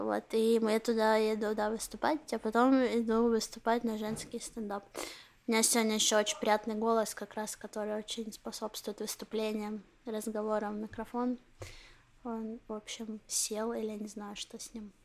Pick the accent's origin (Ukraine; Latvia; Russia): Ukraine; now in Israel; я украинская еврейка, говорю раджар